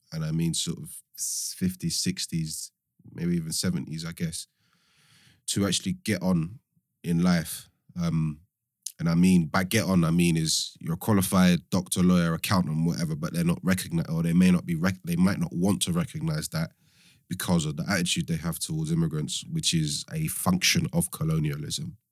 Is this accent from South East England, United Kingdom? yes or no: no; London, United Kingdom; also born or lived in Cambridge; I'm one of few people that was, was born and raised in London.